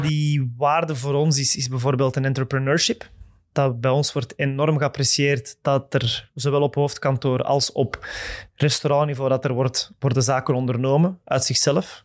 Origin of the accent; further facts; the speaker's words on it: Mechelen, Flanders, Belgium; ik ben van het Mechelse. Ik ben van Mechelen.